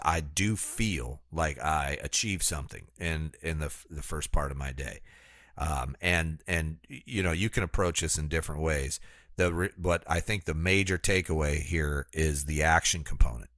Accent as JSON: {"language": "English", "country": "United States", "tie": "born or raised there", "said": "I was born in America as a white man"}